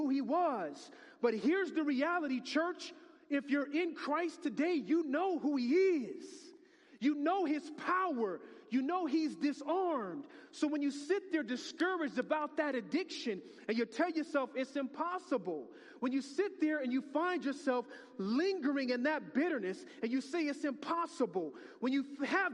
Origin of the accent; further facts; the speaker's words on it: United States; I'm too American.